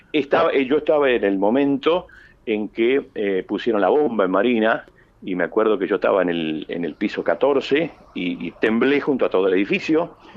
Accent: Varadero, Argentina; also born or lived in San Pedro; nací en San Pedro, eh, ah. pero obviamente me considero de Varadero y toda la vida me crié en Varadero

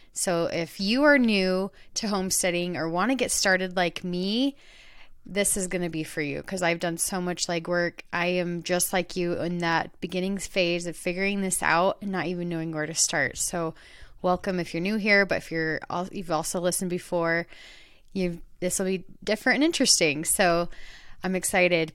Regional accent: Queen Creek, Arizona, United States; I grew up in Arizona, in more of the countryside of Arizona. It's called Queen Creek, Arizona.

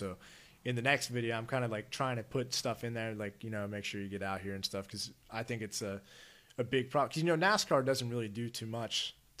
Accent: Maryland, United States; Okay. In Maryland, yeah.

